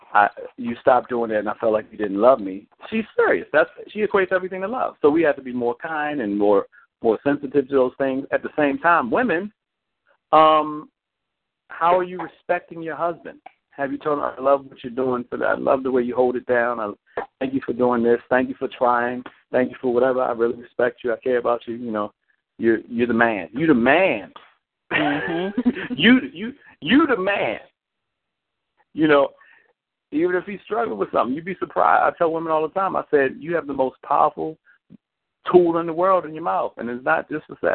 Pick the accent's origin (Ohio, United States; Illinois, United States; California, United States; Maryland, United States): Maryland, United States; Baltimore; I'm from Baltimore